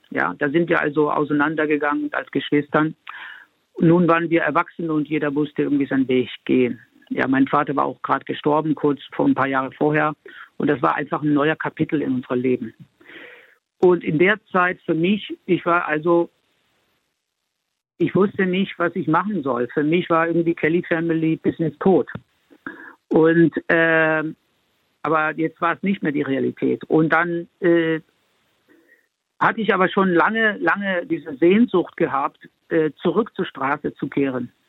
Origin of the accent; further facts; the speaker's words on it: Spain; born there; Ich bin ja in Spanien geboren, ich bin äh, in, in ganz Europa unterwegs gewesen